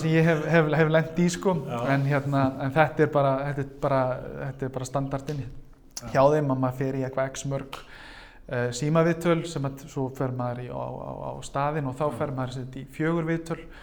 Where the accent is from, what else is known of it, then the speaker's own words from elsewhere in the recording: Reykjavík, Capital Region, Iceland; ég er úr Vesturbænum og hérna og, og mentanvegurinn var hérna Grandaskóli, Hagaskóli